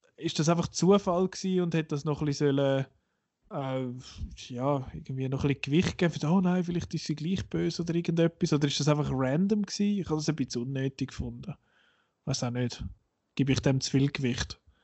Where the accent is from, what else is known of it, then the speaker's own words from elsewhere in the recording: Switzerland; für uns als Schweizer